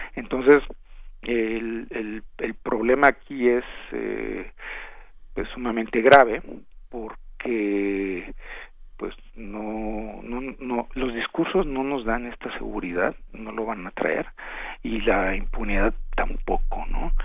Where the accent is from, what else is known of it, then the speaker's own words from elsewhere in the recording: Mexico; somos malos mexicanos